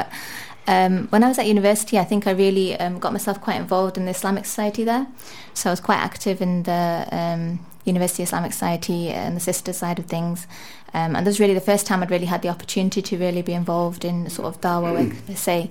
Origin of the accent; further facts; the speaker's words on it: Manchester, North West England, United Kingdom; also born or lived in Liverpool; I was born and brought up in Manchester, England